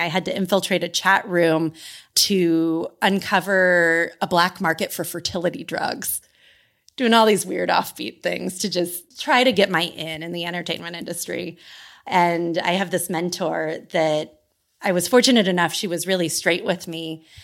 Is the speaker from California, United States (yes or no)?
yes; Sacramento, California, United States; moved away as an adult; I grew up in Sacramento, California, and I grew up in the same family home my whole life